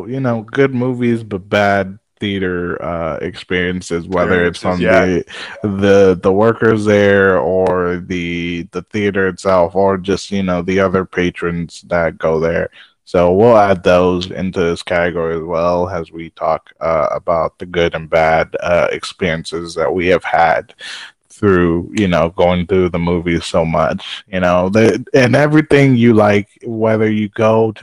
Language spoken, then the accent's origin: English; Chicago, Illinois, United States; moved away as an adult; now in Texas, United States; born and raised in Chicago